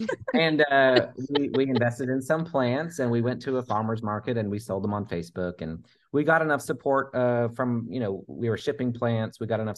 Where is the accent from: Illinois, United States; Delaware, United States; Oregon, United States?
Oregon, United States; now in Texas, United States; I moved to Texas from Oregon